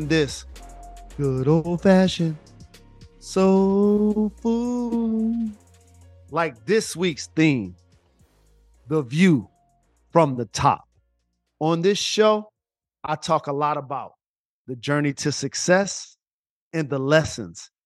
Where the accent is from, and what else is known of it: Detroit, Michigan, United States